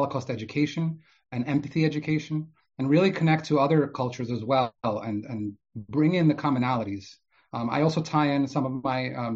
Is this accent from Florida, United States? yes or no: no; New York City, New York, United States; also born or lived in Odesa, Ukraine; I grew up in Brooklyn, New York